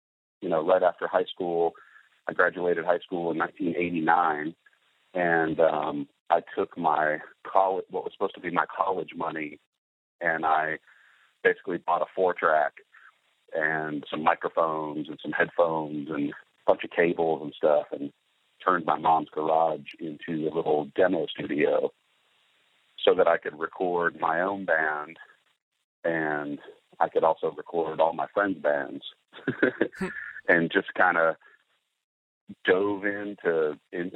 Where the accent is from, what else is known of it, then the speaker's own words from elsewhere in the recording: Knoxville, Tennessee, United States; moved away as an adult; also born or lived in Los Angeles; I grew up in Knoxville, Tennessee